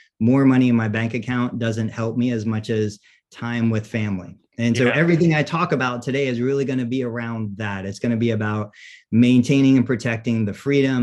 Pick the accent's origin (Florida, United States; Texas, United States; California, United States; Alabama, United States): Florida, United States; Siesta Key; I grew up on Siesta Key